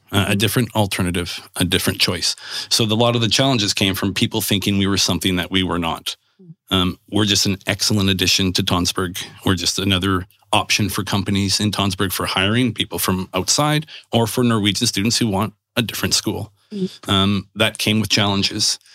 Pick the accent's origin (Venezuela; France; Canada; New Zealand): Canada; moved away as an adult; also born or lived in Toronto / England / Abu Dhabi; now in Sandefjord, Norway; we're very lucky growing up in Canada or Norway